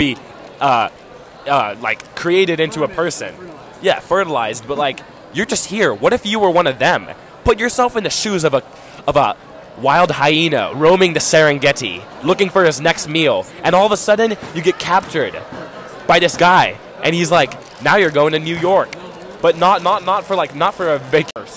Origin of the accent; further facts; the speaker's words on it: South Africa; now in United States; I grew up in South Africa.